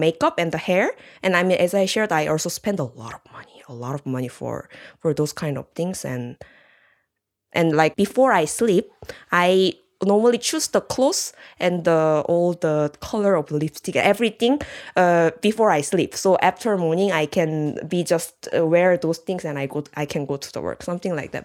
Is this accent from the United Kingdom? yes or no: no; South Korea; moved away; I'm from Korea